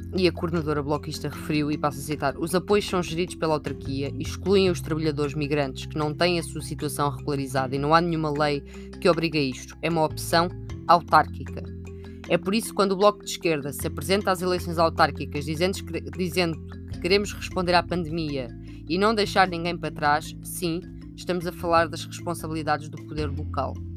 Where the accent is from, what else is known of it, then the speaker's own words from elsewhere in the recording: Sintra, Lisbon, Portugal; also born or lived in Almargem do Bispo; Eu não sou de muitos sítios, eu sou de Sintra